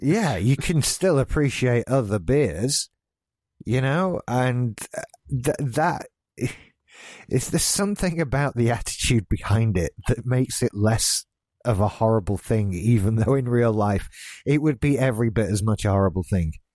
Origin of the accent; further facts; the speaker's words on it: United Kingdom; being British